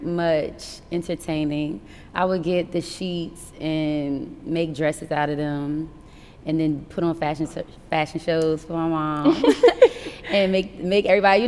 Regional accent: Essex County, New Jersey, United States; also born or lived in Newark / Montclair / East Orange / Roselle; I'm from Essex County. So we've lived everywhere from Newark, Montclair, East Orange, Roselle. Yeah, we moved around a lot

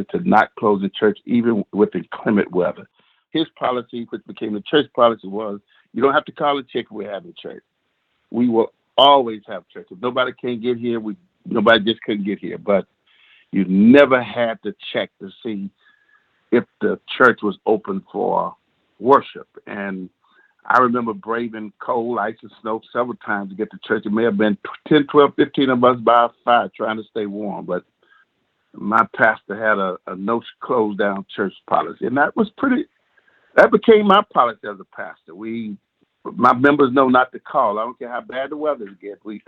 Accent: Pine Bluff, Arkansas, United States; moved away as an adult; also born or lived in Arkadelphia, Arkansas; born and raised in a city called Pine Bluff, state of Arkansas, where I basically resided until I was 27 years of age.

